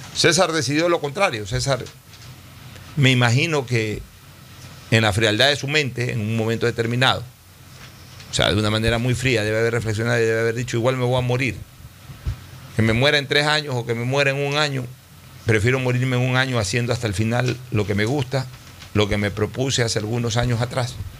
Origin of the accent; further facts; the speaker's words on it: Ecuador; como ecuatoriano